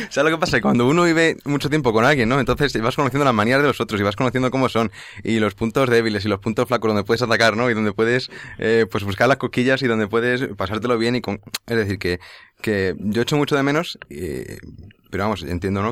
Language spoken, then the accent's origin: Spanish; Leganés, Community of Madrid, Spain; yo soy de Leganés